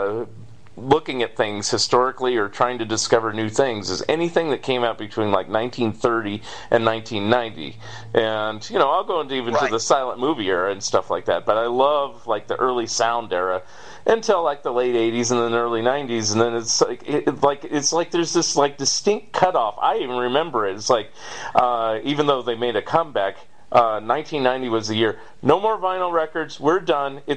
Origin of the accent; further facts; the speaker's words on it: San Francisco Bay Area, California, United States; I grew up in the San Francisco Bay Area